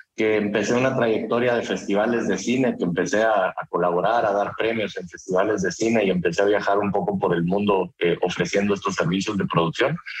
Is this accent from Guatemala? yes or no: yes; Guatemala; mi país, que soy de Guatemala